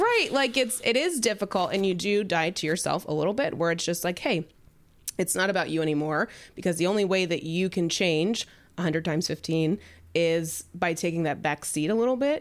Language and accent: English; the South, United States; moved away; I'm from the South